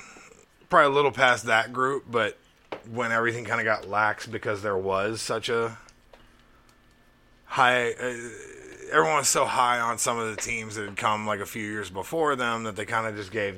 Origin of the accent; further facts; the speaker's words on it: Crawford, Alabama, United States; I grew up in Crawford, Alabama.